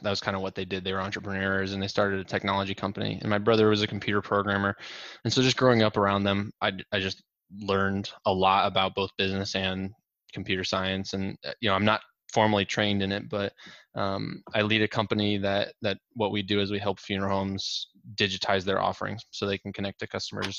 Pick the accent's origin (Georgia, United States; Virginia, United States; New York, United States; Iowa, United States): Iowa, United States; Norwalk; I grew up in Norwalk, just south of town